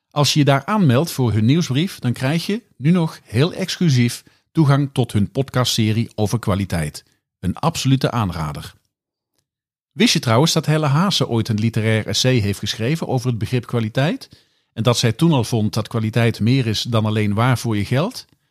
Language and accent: Dutch; Kerkrade, Limburg, Netherlands; mijn geboorteplaats Kerkrade